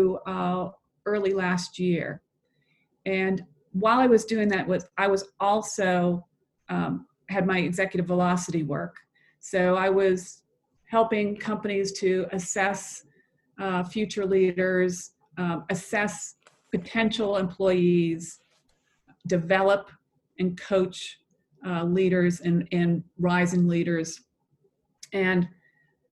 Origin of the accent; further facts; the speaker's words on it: Boston, Massachusetts, United States; now in Atlanta, United States; I'm originally from the Boston area